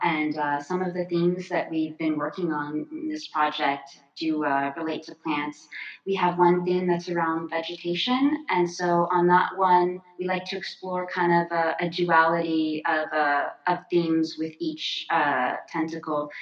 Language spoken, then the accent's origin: English; Florida, United States; when I was a kid, I grew up in Florida